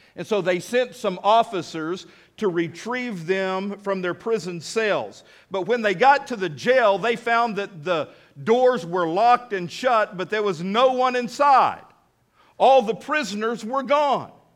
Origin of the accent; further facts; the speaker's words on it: United States; I'm American through and through